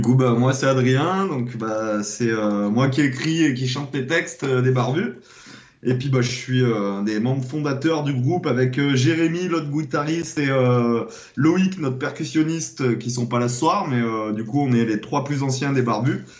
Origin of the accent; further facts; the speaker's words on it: Clermont-Ferrand, Auvergne-Rhône-Alpes, France; moved away; je suis monté à Clermont-Ferrand, euh, c'est ma région natale